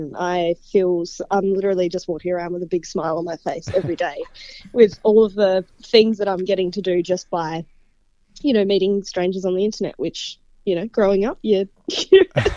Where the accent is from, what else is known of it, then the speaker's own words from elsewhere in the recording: Adelaide, South Australia, Australia; I'm from a smaller city in Australia called Adelaide, South Australia. Grew up in South Australia, so I've been there my whole life